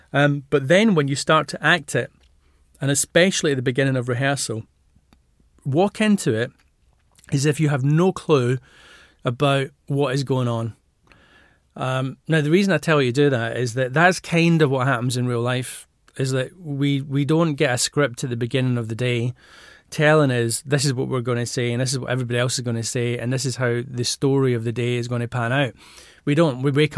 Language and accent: English; Glasgow, Scotland, United Kingdom; I was brought up in Glasgow and mum and dad were hairdressers